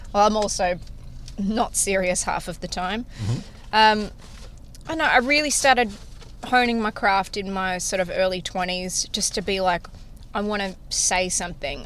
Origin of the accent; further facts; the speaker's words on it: Australia; accent: Australian; now in Nashville, United States; I'm Australian